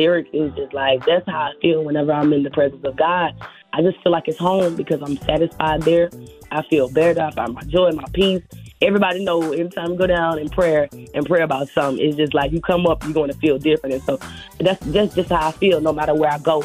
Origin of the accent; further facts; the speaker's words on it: Pensacola, Florida, United States; I'm from Pensacola, Florida